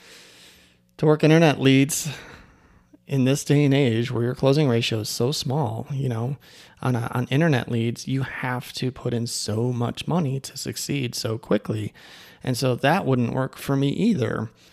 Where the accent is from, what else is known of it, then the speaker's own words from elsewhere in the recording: Chicago, Illinois, United States; moved away; Chicago on the way home, 'cause that's my hometown